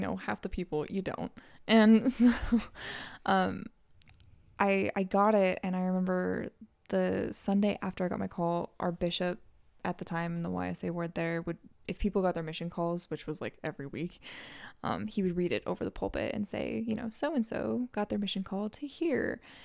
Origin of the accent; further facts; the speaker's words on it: Northern California, United States; I'm from Northern California.